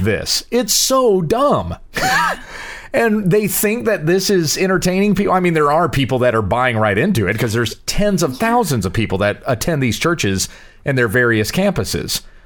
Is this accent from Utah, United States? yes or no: no; Southwest Kansas, United States; growing up in Southwest Kansas, where just about every single one of those little farming towns